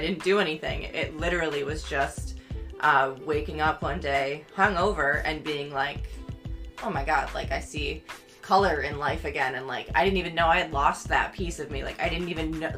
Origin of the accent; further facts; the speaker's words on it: near Syracuse, New York, United States; I went to nursing school right in Syracuse, which is like the big city near my hometown